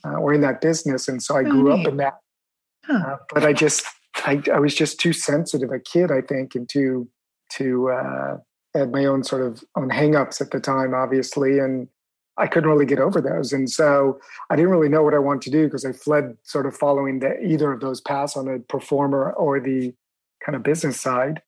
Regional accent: Beverly Hills, California, United States; moved away as an adult; now in Paris, France; where I grew up in Beverly Hills

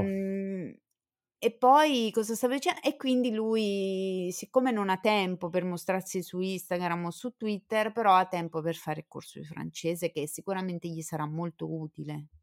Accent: Southern Italy, Italy; siamo terroni tutte e due d'origine, insomma, nell'anima.

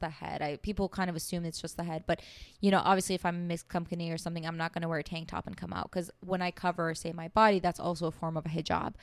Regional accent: United States; also born or lived in Iran; growing up in the States

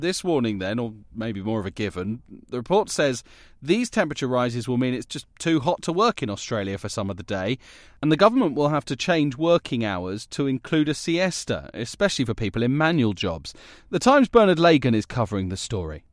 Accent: United Kingdom; as a Brit

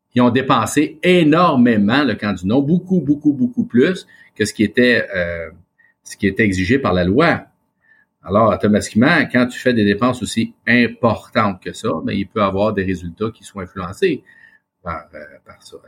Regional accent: Quebec, Canada; accent: Québécois

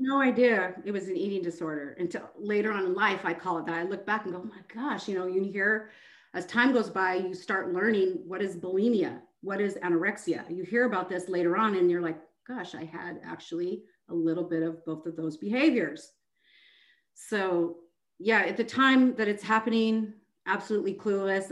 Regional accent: Seattle, Washington, United States; moved away as an adult; now in Houston, United States; I'm originally from Seattle, Washington. Um, I moved to Texas in 2010

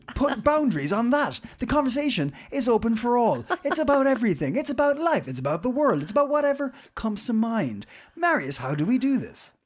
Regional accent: Ireland; now in Copenhagen, Denmark; we all live here in Copenhagen. Uh, I'm Irish

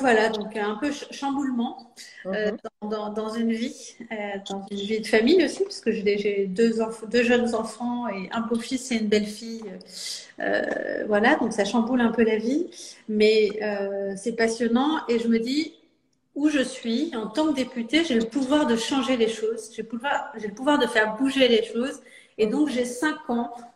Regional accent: Saint-Ouen-l'Aumône, Île-de-France, France; j'ai grandi dans le Val d'Oise. Euh, à Saint-Ouen-l'Aumône, donc pas très loin de là où je suis élue aujourd'hui

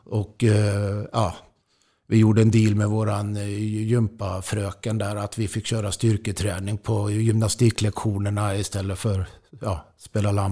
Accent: Jakobsberg, Stockholm County, Sweden; also born or lived in Östersund; Ja, jo, det, det var ju eftersom jag föddes i Östersund och flyttade till Stockholm så, så var det ju hockey som, som gällde då.

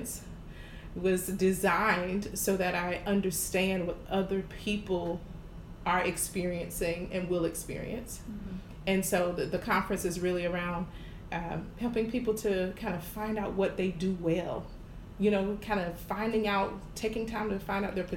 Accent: Jacksonville, Florida, United States; moved away as an adult; now in Houston, United States; I'm from Jacksonville, Florida, born and raised, and I moved to Houston in 2016

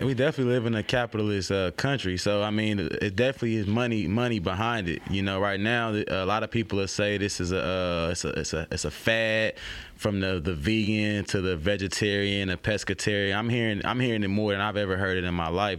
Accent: Oakland, California, United States; now in Baton Rouge, United States; I'm from, like I tell people, I'm from Oakland, California.

